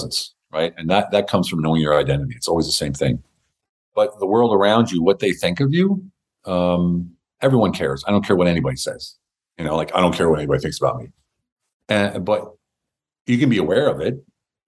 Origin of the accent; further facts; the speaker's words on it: United States; moved away; also born or lived in Berlin, Germany; I'm an American. I speak German.